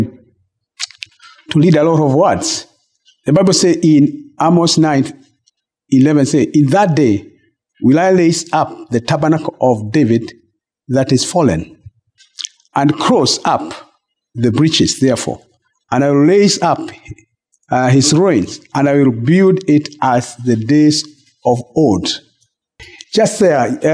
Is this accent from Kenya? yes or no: yes; Kenya; I'm Kenyan